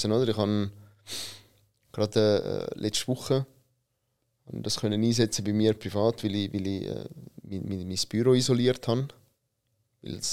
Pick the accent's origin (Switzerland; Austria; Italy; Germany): Italy; Und ich bin einer, der als Italiener gerne Kaffee trinkt.